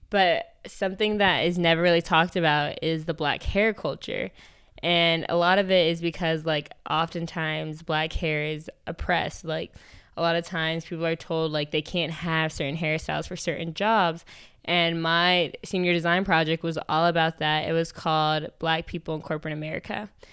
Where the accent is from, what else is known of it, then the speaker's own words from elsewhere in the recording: New York, United States; I'm from New York. I grew up in, like, a very predominantly, like, w, uh, white area.